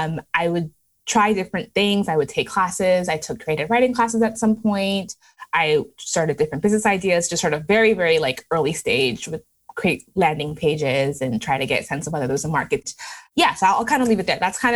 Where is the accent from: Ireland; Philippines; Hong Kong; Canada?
Canada; born or raised there; also born or lived in Lagos, Nigeria